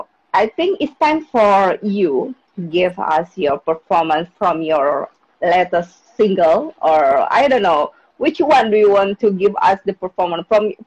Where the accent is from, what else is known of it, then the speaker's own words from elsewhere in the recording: Jakarta, Indonesia; English is a second language; from Jakarta, Indonesia. I'm an indie podcaster, of course.